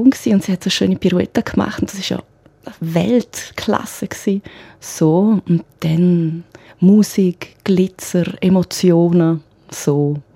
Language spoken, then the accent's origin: German; Graubünden, Switzerland; mich persönlich als Kind im Engadin ist Chalanda Marz ein Riesending, klar.